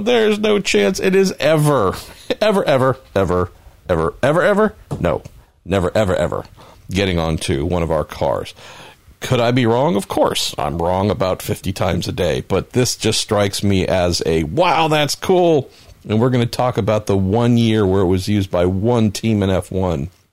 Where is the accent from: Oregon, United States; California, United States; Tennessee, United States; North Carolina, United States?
California, United States; I'm Californian